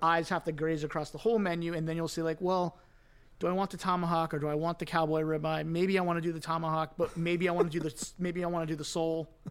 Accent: Cooper City, Florida, United States; moved away as an adult; also born or lived in Fort Lauderdale, Florida / New York; grew up in Cooper City

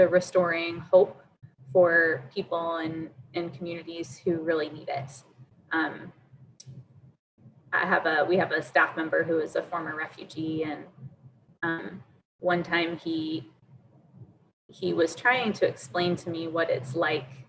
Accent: Durham, North Carolina, United States; I grew up in Durham

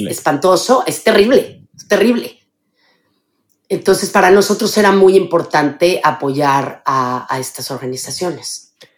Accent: Mexico City, Mexico; moved away as an adult; Yo nací en la Ciudad de México em, y viví los primeros 25 años de mi vida en la Ciudad de México.

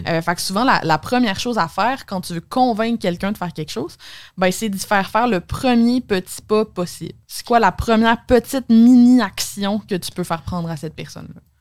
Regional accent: Alma, Quebec, Canada; moved away; Ouais, moi, je viens d'Alma, au Lac-Saint-Jean.

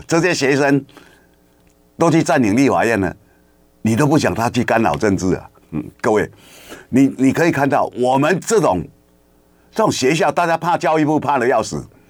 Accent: Kinmen County, Taiwan; 我们小时候在金门读书

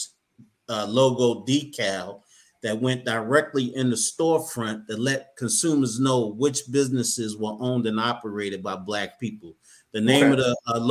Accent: Baltimore, Maryland, United States; Born and raised in Baltimore, Maryland.

